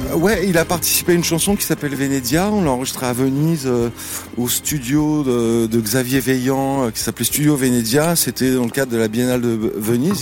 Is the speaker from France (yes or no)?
yes; Cergy-Pontoise, Île-de-France, France; also born or lived in Le Plessis-Bouchard; j'ai grandi à Sergi-Pontoise